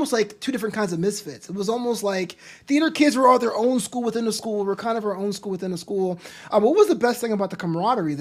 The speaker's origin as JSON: {"language": "English", "town": "New York City", "region": "New York", "country": "United States", "also_born_or_lived": "Florida", "moved": "as an adult", "said": "I mean, I'm from Brooklyn"}